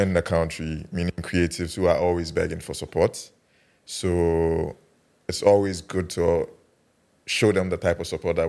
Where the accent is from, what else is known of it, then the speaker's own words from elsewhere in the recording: Kumasi, Ashanti, Ghana; moved away; also born or lived in Accra; Because I'm Ghanaian